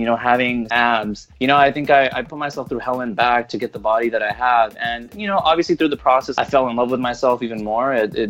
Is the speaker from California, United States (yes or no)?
yes; California, United States; I'm from California originally